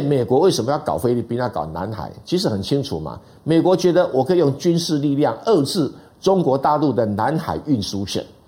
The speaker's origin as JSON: {"language": "Chinese", "country": "Taiwan", "said": "这个历史我们台湾人比较不连不清楚"}